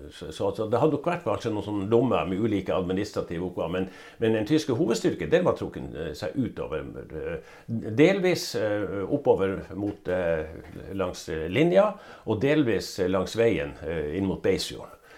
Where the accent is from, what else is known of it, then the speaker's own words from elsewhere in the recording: Norway; jeg er nordmann